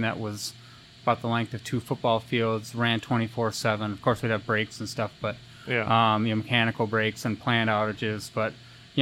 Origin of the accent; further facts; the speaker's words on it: Rochester, New York, United States; I grew up in Rochester, New York